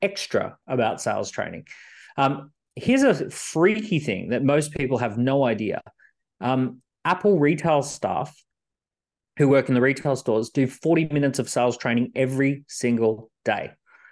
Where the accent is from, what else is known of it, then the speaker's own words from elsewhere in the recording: Australia; I grew up in Australia